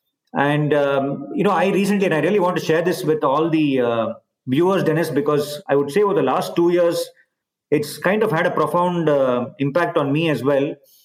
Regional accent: India; growing up in India, we are all taught to respect and we learn a lot about Mahatma Gandhi.

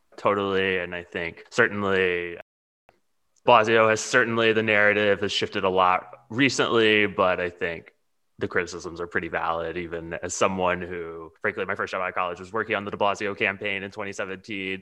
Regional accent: Houston, Texas, United States; So I'm from Texas. I grew up in Houston, but my family lives in Austin

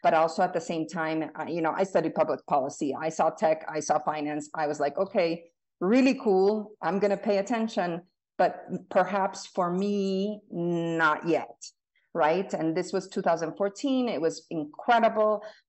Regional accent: Mexico; also born or lived in Bolivia / Colombia; now in United States; So I was born in the U.S., half Mexican, half American. I lived in the U.S. until I was five. And then I grew up in South America, Mexico, Bolivia, Colombia, and came back to the U.S. for college.

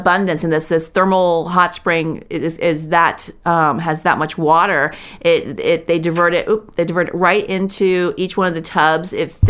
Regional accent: Florida, United States; I grew up in Florida where there's moisture

